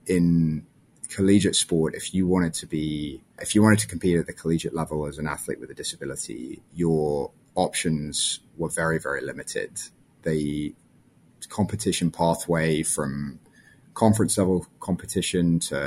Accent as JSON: {"language": "English", "region": "London", "country": "United Kingdom", "tie": "born or raised there", "also_born_or_lived": "South Africa", "moved": "as an adult", "lives_now": "United States", "said": "I grew up in London and moved to the United States for college when I was 18"}